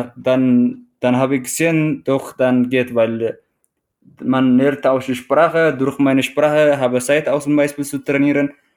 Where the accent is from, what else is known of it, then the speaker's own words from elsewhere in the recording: Eritrea; German is a second language; moved away as an adult; also born or lived in Teisendorf, Bavaria, Germany; now in Traunstein, Germany; ich komme ursprünglich aus Eritrea und äh, ich lebe seit äh, knapp acht Jahren in Deutschland, beziehungsweise in Südbayern Traunstein